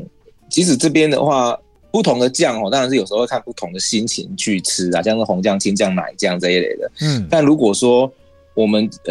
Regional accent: Tainan, Taiwan; 嘿，对对，第第一个第一个哦，这个第一个是没有错，我是台南人。

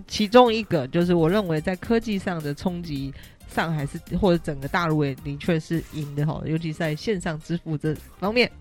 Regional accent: Taiwan; 因为我是台湾人

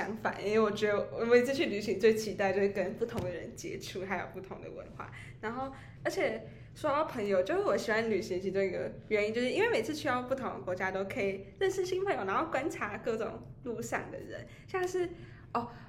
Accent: Taichung, Taiwan; 我发现很多外籍生对台中的印象都是黑道老大，哎，黑帮老大，对，就是就我刚才说，哦，我来自台中

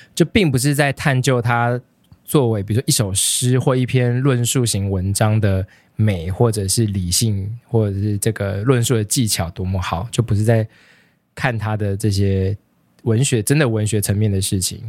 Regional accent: Taiwan; 身为一个台湾人

